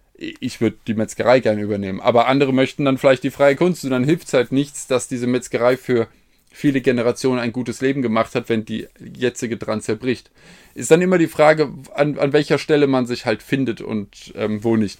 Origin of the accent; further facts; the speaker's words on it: Hesse, Germany; bin Hesse